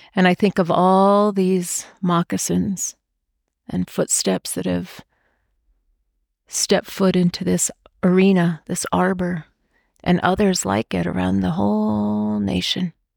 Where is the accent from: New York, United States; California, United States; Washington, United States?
Washington, United States; When I was growing up in Washington State, my dad actually worked for the tribe